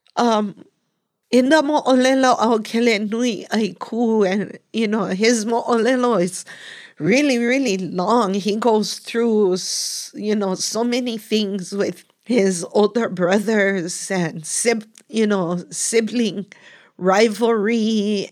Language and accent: English; Kupahua, Puna, Hawaii, United States; growing up In Kupahua, and a lot of times people refer that whole Lower Puna area is Kalapana